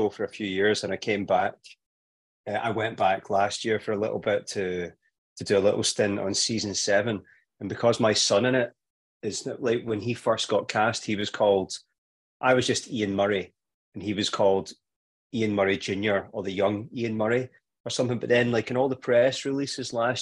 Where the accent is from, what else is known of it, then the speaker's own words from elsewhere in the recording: Kilmarnock, Scotland, United Kingdom; when I was a kid, growing up in Kilmarnock